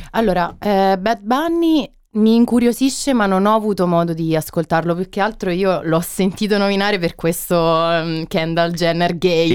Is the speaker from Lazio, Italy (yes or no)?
yes; Rieti, Lazio, Italy; also born or lived in Terni; now in Perugia, Italy; io poi sia di Riedi, quindi sono umbra adottata praticamente perché sono sarei laziale